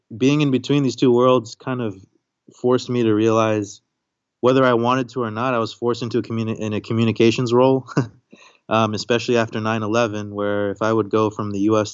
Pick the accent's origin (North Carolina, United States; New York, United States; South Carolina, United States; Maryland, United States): Maryland, United States; also born or lived in Kashmir; I'm the first American born in my family. So I was born in Maryland, but my family's from this pretty far out, beautiful, tragic, but resilient place called Kashmir